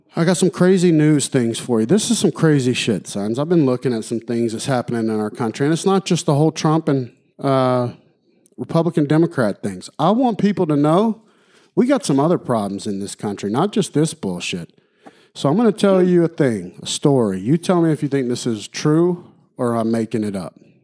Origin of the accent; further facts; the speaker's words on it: Alabama, United States; My home state, Alabama